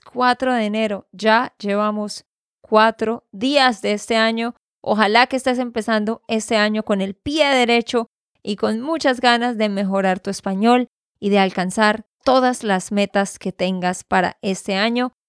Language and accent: Spanish; Santander, Colombia; de Santander, Colombia.